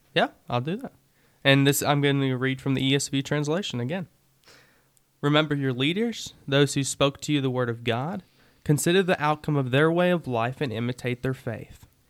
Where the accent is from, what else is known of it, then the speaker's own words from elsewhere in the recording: United States; Before I'm an American, I'm still Christian